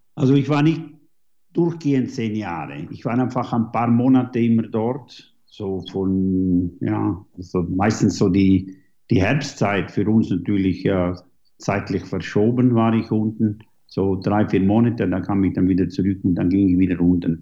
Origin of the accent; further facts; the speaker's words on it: Switzerland; also born or lived in New Zealand; Ich jage hier in den äh, Schweizer Bergen, wo ich aufgewachsen bin